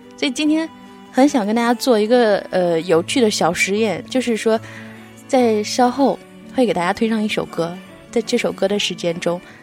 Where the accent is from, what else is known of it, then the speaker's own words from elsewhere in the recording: Jiangsu, China; moved away; 我的家在江苏